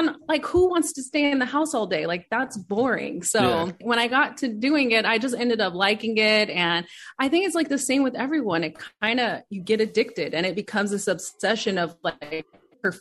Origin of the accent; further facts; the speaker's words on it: Inglewood, California, United States; also born or lived in Orange County, California; I grew up in Inglewood and then I also grew up in Orange County. But I preferred Inglewood better